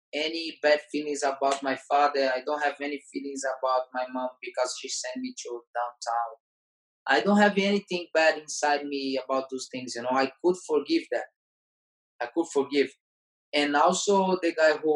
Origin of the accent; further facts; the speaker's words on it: Fortaleza, Ceará, Brazil; English is a second language; moved away; when I came back to my hometown, Fortaleza